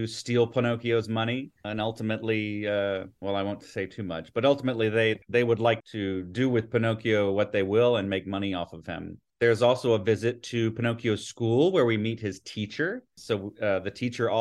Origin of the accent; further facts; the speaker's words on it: Atlanta, Georgia, United States; I grew up here in Atlanta